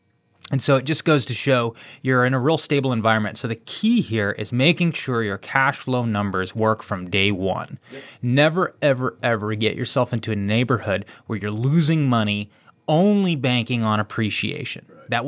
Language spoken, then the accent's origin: English; Texas, United States; I'm from Texas. I was born in Texas. I get it. You know, I will die a Texan.